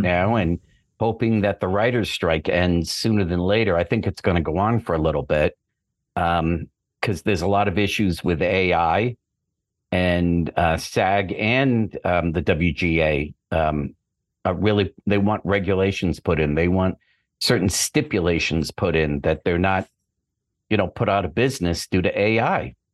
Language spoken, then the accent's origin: English; Boston, Massachusetts, United States; moved away as an adult; now in Los Angeles, United States; I'm from Boston originally, but I've been out here, uh, over twenty years